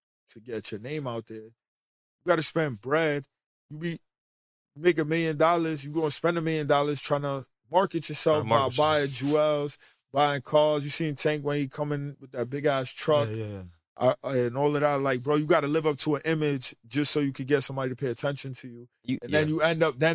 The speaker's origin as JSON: {"language": "English", "region": "New York", "country": "United States", "said": "I'm from New York, bro. And when I was younger, I was always the flyest kid at my school"}